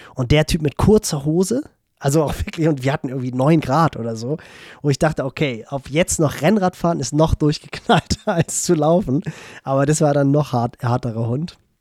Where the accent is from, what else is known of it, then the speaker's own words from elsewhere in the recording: Northern Germany, Germany; als Norddeutscher